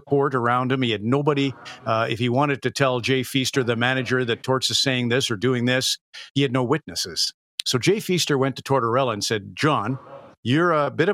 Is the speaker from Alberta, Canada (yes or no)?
yes; Red Deer, Alberta, Canada; growing up in Red Deer